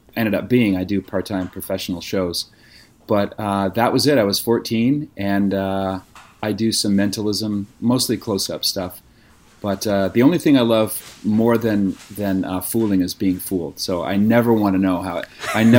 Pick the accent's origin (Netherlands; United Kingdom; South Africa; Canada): Canada; Nova Scotia; now in California, United States; I was born and raised in Nova Scotia on the East Coast, so I never really grew up saying